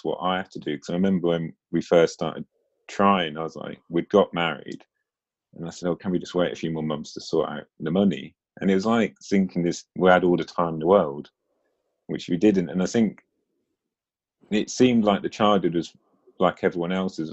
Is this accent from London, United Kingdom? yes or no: no; Norfolk, East of England, United Kingdom; now in Lancaster, United Kingdom; I grew up in Norfolk. So, I'm now in Lancaster